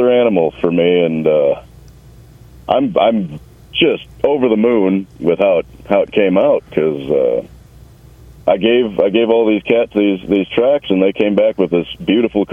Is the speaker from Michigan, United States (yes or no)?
no; Milwaukee, Wisconsin, United States; I am a Midwesterner. I'm from Milwaukee, Wisconsin